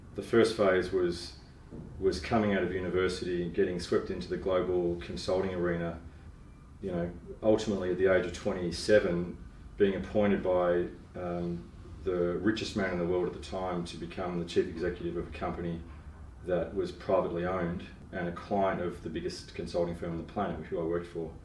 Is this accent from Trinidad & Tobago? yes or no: no; Melbourne, Victoria, Australia; also born or lived in Asia; I grew up in Melbourne and grew up in the suburbs